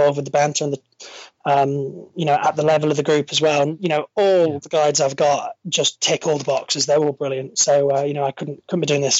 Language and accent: English; Stirling, Scotland, United Kingdom; I know I don't sound it, but I'm a local. I was brought up in Stirling, central Scotland.